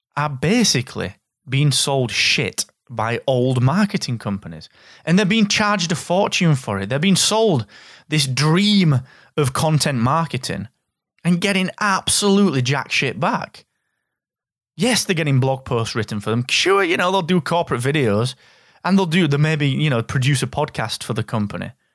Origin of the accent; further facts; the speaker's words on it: the north of England, United Kingdom; your favourite Northern English guy